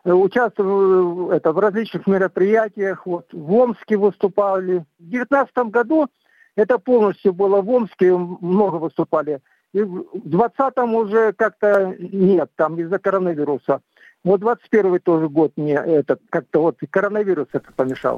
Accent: southern Kazakhstan, Kazakhstan; now in Ivanovka, Russia; я э, родился в Казахстане, в Южном Казахстане. Вот этот э, вырос там

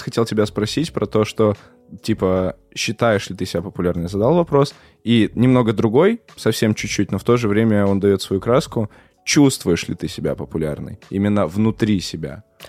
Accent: Perm, Perm Krai, Russia; я сам из Перми

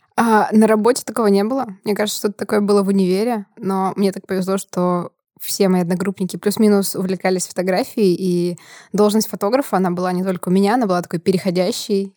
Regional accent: Prokopyevsk, Kemerovo Oblast, Russia; я из Сибири, я из города Прокопьевска

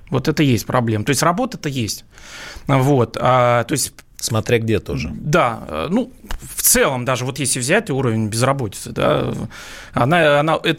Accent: Saint Petersburg, Russia; ну я вообще сам из Петербурга

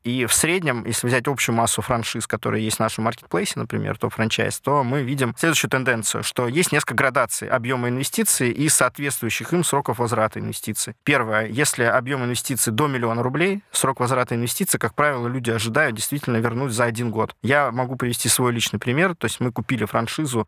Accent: Magnitogorsk, Chelyabinsk Oblast, Russia; в моём родном городе, в Магнитогорске

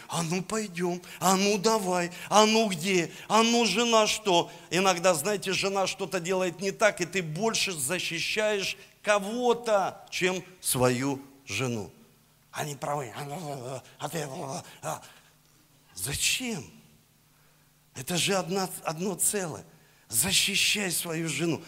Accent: Saint Petersburg, Russia; я родился в Санкт-Петербурге

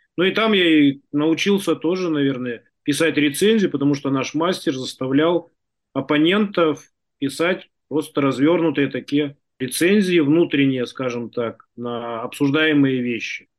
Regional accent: Tuva, Russia; Я родился и вырос в Туве

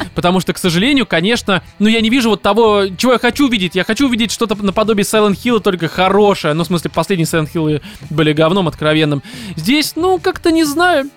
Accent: Russia; Я россиянин

